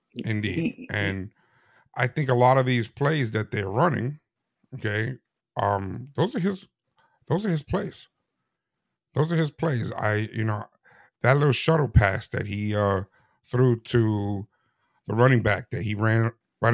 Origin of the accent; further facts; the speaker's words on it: New York City, New York, United States; I grew up in New York City